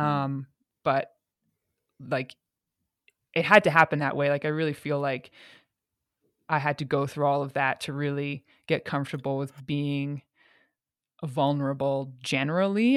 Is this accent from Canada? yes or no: yes; Calgary, Alberta, Canada; moved away as an adult; also born or lived in England / Montreal; I'm from Calgary